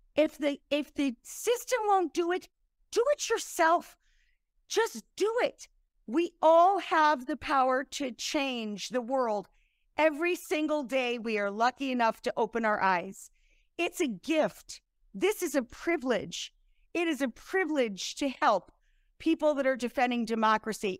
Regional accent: United States; first language English; also born or lived in upstate New York / Italy; I was born in America, not Ukraine

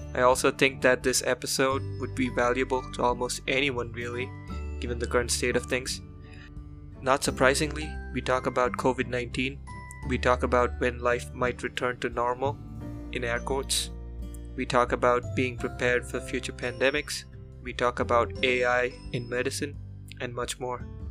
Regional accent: India; moved away; my hometown

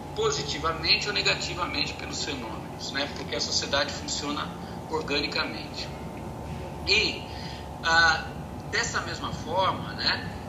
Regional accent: Lorena, São Paulo, Brazil; also born or lived in Minas Gerais; now in São Paulo, Brazil; nasci em Minas, mas como criança ainda fui para Lorena, no interior de São Paulo

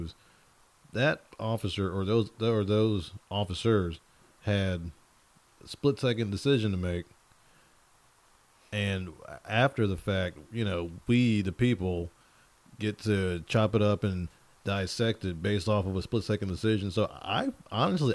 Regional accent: Cajun, Louisiana, United States; I'm Cajun. Both of my parents, who are still married, by the way, 38 years this year, from Louisiana

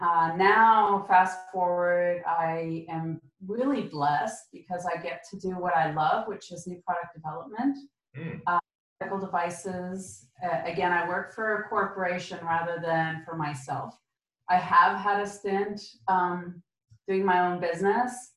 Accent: Concord, California, United States; also born or lived in Romania / Germany; came from Romania via Germany into California, grew up in Northern California, fellow Californian

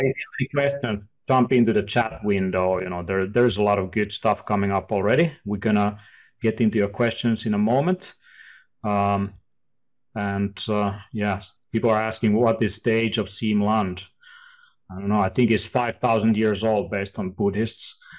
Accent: Finland; We are from the, you know, we are from Finland, and, uh, here in the north

